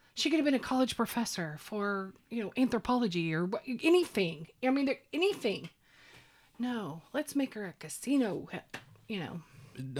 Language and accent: English; Oklahoma, United States; I grew up here in Oklahoma.